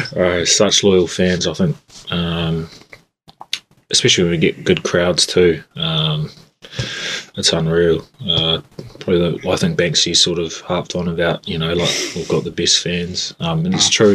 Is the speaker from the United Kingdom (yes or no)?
no; Christchurch, Canterbury, New Zealand; now in Invercargill, New Zealand; I grew up in Christchurch.